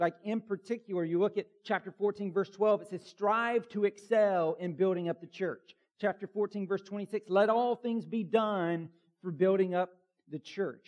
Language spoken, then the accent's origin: English; Bartow County, Georgia, United States; I grew up in Bartow County, Georgia